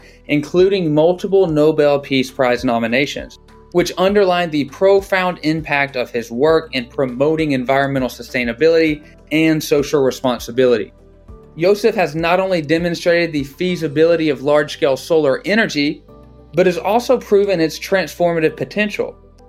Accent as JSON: {"language": "English", "region": "Georgia", "country": "United States", "tie": "born or raised there", "said": "Gigawatt Global built its first solar field in the U.S. back in 2016 in my home state of Georgia."}